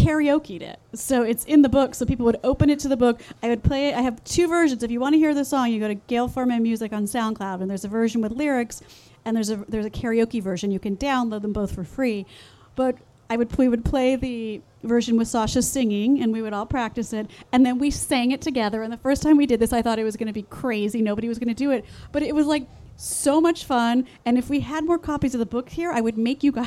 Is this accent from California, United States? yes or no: yes; Los Angeles, California, United States; I grew up in the San Fernando Valley in California